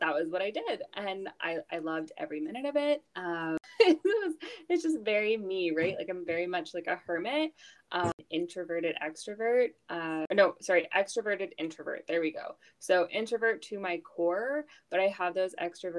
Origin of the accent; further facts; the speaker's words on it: Houston, Texas, United States; moved away as an adult; now in Canada; I grew up in Houston, Texas. So I moved there when I was 6. Back to Canada when I was 18